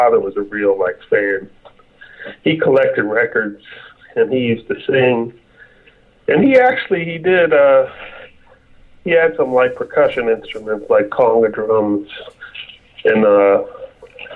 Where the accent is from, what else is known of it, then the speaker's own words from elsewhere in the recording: Hampton, Virginia, United States; we had moved to Virginia, where I grew up.